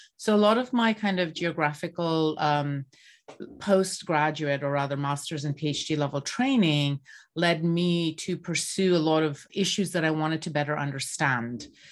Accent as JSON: {"language": "English", "country": "Bangladesh", "tie": "born or raised there", "moved": "yes", "said": "I grew up in Bangladesh"}